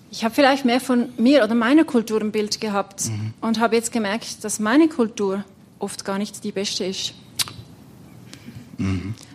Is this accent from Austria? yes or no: no; Zurich, Switzerland; gar nicht so viel anders wie jetzt im Kanton Zürich, wo ich herkomme.